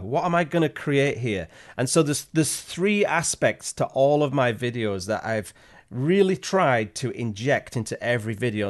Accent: Yorkshire and the Humber, United Kingdom; moved away as an adult; now in Canada; I'm originally from Yorkshire in England

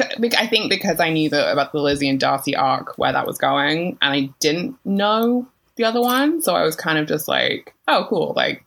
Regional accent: United Kingdom; being British

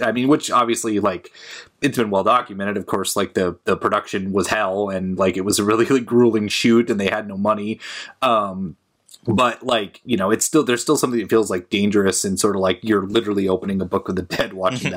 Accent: Portland, United States; I was back in my hometown, uh, Portland area

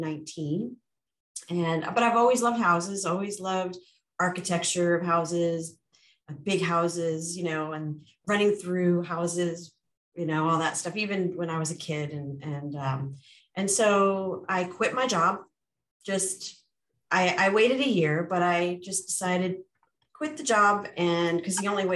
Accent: New York, United States; moved away as an adult; now in California, United States; I'm originally a New Yorker.

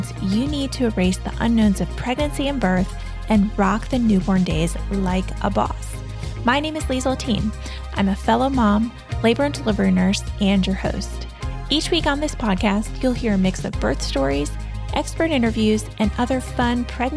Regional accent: North Carolina, United States; also born or lived in New Jersey; I was born in New Jersey, but okay. I moved here when I was 5. So I consider myself from North Carolina

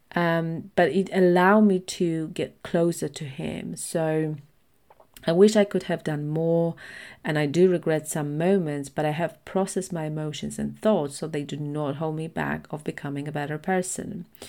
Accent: Poland; at that time, Poland was predominantly Catholic, so it still is, but it's shifting with more liber-, uh, liberal i-, ideologies. So, most of my friends went to church, we had religion at school

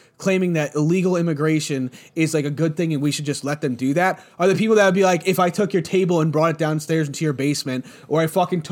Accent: United States; I'm an American

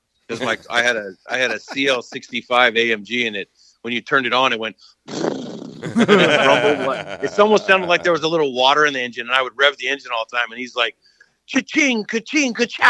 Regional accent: Utah, United States; moved away as an adult; now in Columbus, North Carolina, United States; I grew up in Utah. I played high school ball in Utah

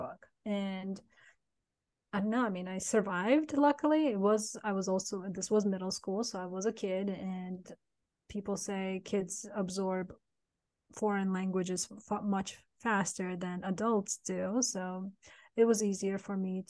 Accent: San Francisco, California, United States; English is a second language; moved away as an adult; also born or lived in Turkmenistan; now in South Carolina, United States; I'm from two places now. I'm from Turkmenistan and I'm from San Francisco

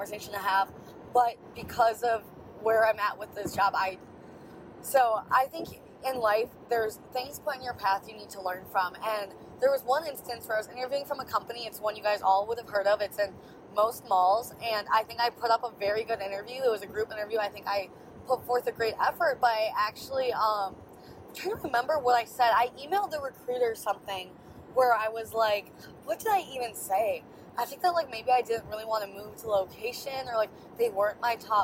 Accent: Wisconsin, United States; I was from Wisconsin and the company is based in Wisconsin

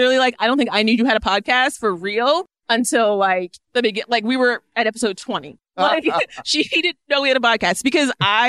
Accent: Orlando, Florida, United States; moved away; Orlando's my hometown.

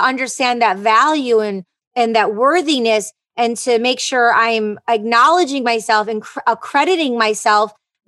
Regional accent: Detroit, Michigan, United States; moved away as an adult; I am from Detroit, Michigan

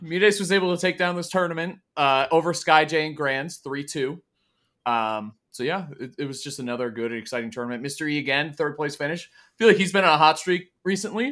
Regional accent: Italy; my home country, Italy, in Bologna

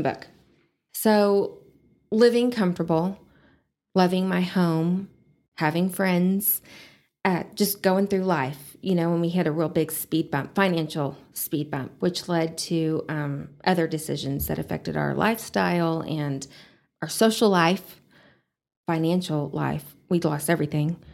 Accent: Amarillo, Texas, United States; I was born and raised in Amarillo.

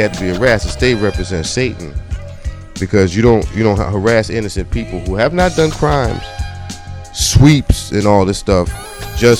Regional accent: New York, United States; moved away; also born or lived in New Jersey / Washington, D.C.; I represent the D.C. and the up north, but I was born in New York.

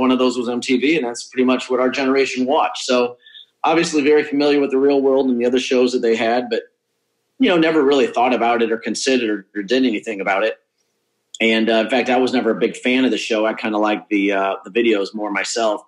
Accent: St. Louis, Missouri, United States; I spent most of all my time growing up in the West County

